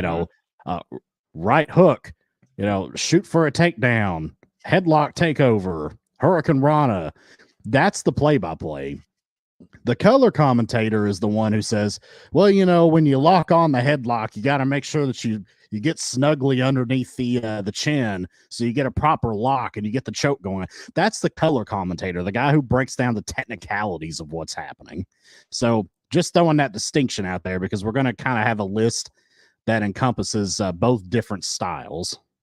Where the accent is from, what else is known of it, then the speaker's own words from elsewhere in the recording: United States; I am the American half of the equation